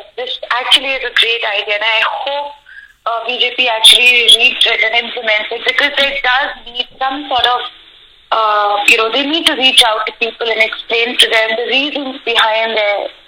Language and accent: English; Jaipur, Rajasthan, India; Because I am from Jaipur, like my in-laws are from Jaipur.